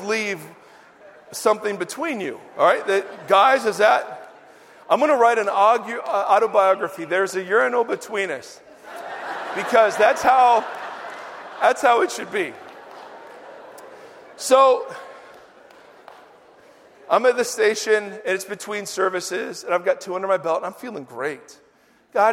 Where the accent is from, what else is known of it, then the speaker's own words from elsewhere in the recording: Ohio, United States; I came out from Ohio.